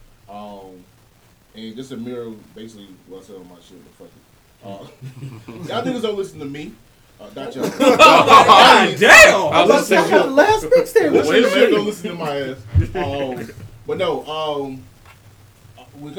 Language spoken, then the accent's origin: English; the South, United States; I'm from the South, but I'm still New York